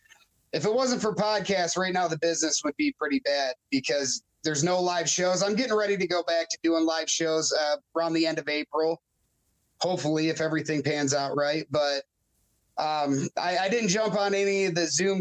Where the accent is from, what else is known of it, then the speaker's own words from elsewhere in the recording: Roscommon, Michigan, United States; also born or lived in Nebraska; The northern part, from Roscommon.